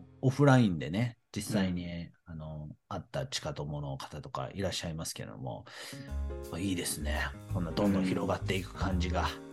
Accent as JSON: {"language": "Japanese", "town": "Chino", "region": "Nagano", "country": "Japan", "tie": "born or raised there", "said": "私と地元長野県茅野市で七年に一度だけ行われる、オンバシラ祭"}